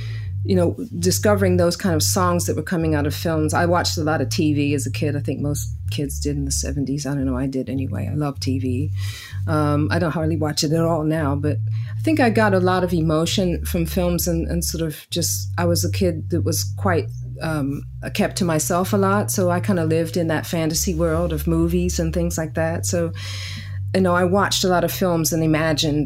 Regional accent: Philadelphia, Pennsylvania, United States; also born or lived in Woodstock area, New York; now in Woodstock, United States; I'm from Philadelphia as well. It's my hometown. And I actually live up in the Woodstock area now

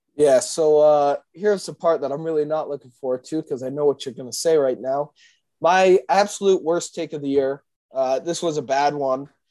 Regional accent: Northern California, United States; I'm from Northern California

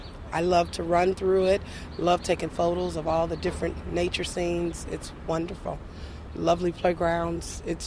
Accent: Chicago, Illinois, United States; I'm from Chicago, Illinois.

